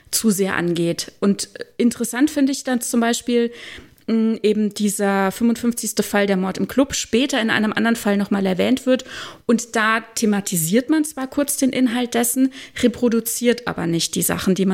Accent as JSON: {"language": "German", "country": "Germany", "said": "dass ich, dass ich mich falsch repräsentiert fühle als Deutsche."}